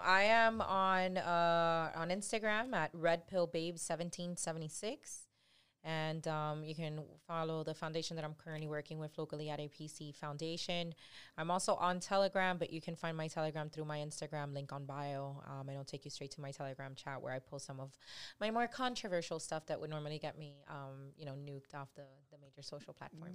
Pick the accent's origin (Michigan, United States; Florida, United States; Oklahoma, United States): Florida, United States; Miami; I've been born and raised in three oh five, born and raised in Little Havana, hood as hell